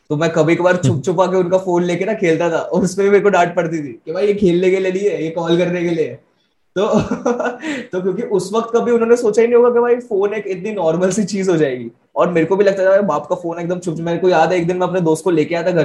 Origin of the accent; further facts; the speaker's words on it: Ahmedabad, Gujarat, India; also born or lived in Delhi / Karnal; मेरा बचपन अलग अलग सिटीज में बीता मतलब मेनली अहमदाबाद दिल्ली ये वो ऐसा ठीक है करनाल में था मैं पहले